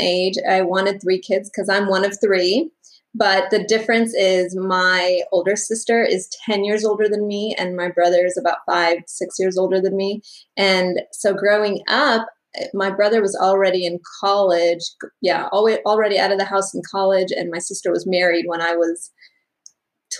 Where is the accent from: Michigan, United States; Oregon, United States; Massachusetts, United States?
Michigan, United States; moved away as an adult; also born or lived in Florida; now in Oklahoma, United States; I was born and raised in Michigan